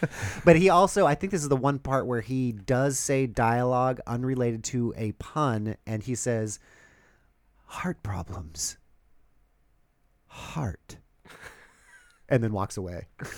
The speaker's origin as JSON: {"language": "English", "region": "Southern California", "country": "United States", "tie": "born or raised there", "said": "I grew up in Southern California"}